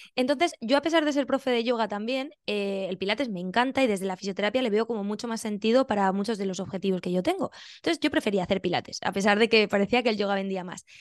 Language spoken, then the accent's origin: Spanish; Benidorm, Valencian Community, Spain; moved away as an adult; also born or lived in Albacete / Siles, Jaén; now in Australia; yo nací en Albacete, me crié en Benidorm